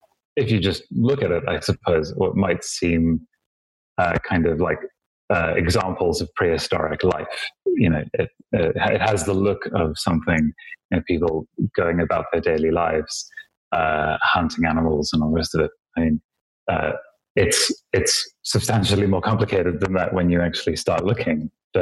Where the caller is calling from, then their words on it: Johannesburg, Gauteng, South Africa; I'm in Johannesburg, South Africa, where it is presently bleak.